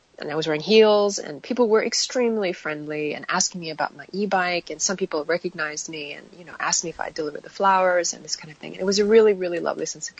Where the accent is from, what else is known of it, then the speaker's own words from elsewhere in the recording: United States; accent: American; now in Australia; given my accent, I'm American